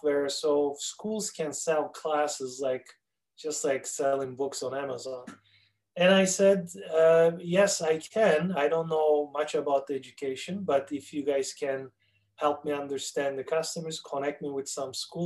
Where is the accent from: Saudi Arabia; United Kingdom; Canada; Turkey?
Turkey; accent: Turkish; English is a second language; moved away as an adult; now in Minneapolis, United States; It is a Turkish accent. I'm originally from Turkey. I was born and raised there. In 1994, I immigrated to the United States